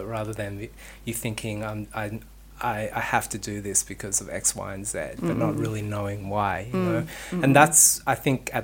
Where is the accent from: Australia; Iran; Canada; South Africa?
Australia; Sydney, New South Wales; moved away as an adult; also born or lived in New York; I lived in New York and I grew up in Sydney